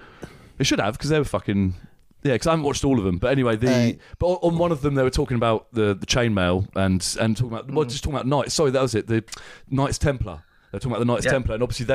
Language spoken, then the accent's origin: English; Aylesbury, South East England, United Kingdom; we're from Aylesbury.